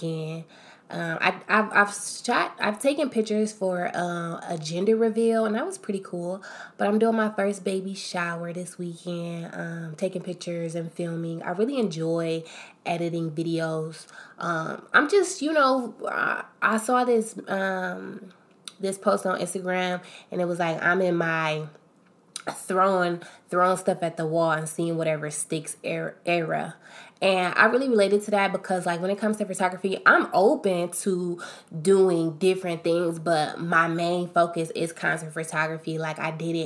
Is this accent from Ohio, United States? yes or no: yes; Akron, Ohio, United States; I'm from Akron, Ohio